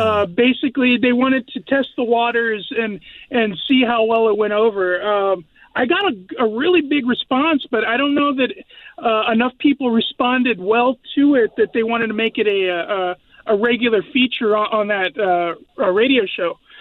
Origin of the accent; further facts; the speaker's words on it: San Antonio, Texas, United States; moved away as an adult; now in Graham, United States; I grew up in San Antonio, Texas